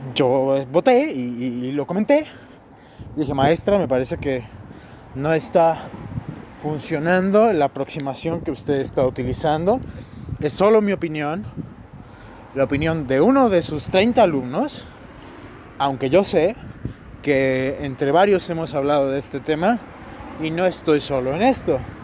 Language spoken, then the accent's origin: Spanish; Mexico